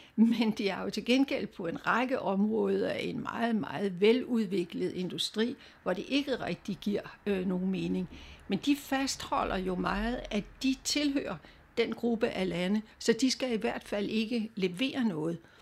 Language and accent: Danish; Denmark